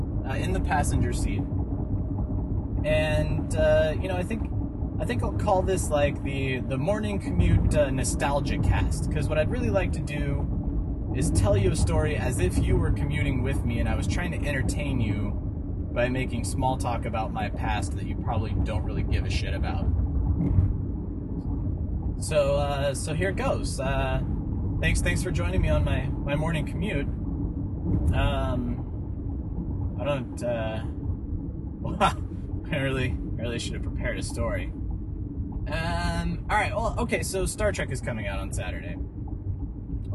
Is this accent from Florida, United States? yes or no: no; Colorado, United States; in Colorado when I was a wee little pup, I was probably like 8 or 9